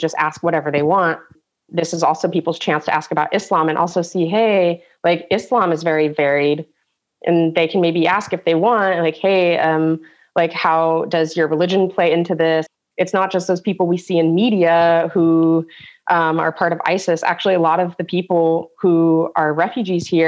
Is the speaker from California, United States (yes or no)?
yes; San Diego, California, United States; now in Germany